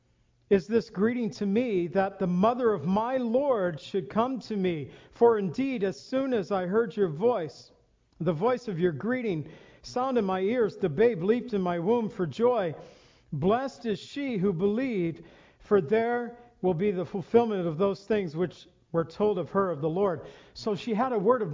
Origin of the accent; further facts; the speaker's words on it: Illinois, United States; We're from Illinois